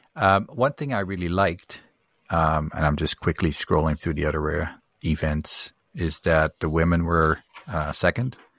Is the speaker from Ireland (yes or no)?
no; Netherlands; moved away; I grew up in Holland